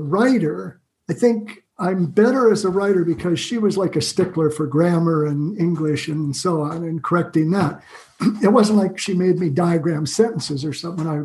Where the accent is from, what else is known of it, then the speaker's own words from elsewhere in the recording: Salem, Oregon, United States; I grew up in Salem, Oregon, and my dad had a candy store there